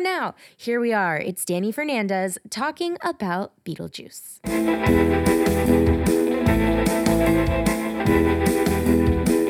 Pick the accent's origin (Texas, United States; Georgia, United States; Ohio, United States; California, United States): Georgia, United States; Atlanta; I'm from Atlanta.